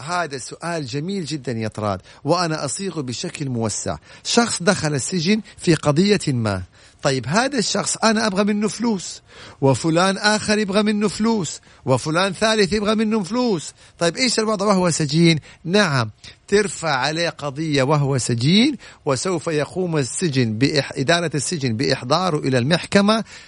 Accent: Saudi Arabia; انا سعودي وافتخر انه سعودي

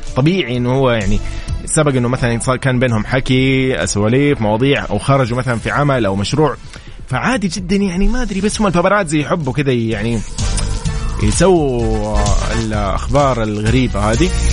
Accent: Saudi Arabia; كلنا كسعوديين

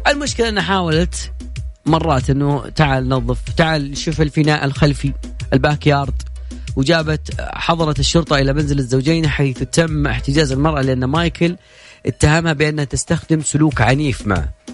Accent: Saudi Arabia; عندنا في السعوديه

